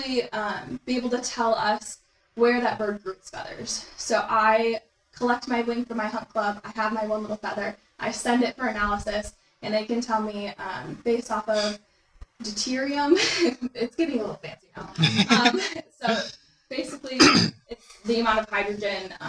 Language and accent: English; Michigan, United States; moved away as an adult; now in Louisiana, United States; Michigan. Obviously, it's my home state